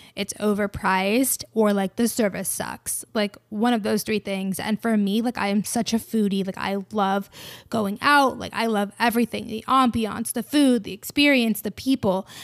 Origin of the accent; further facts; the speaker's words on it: Georgia, United States; I'm from Georgia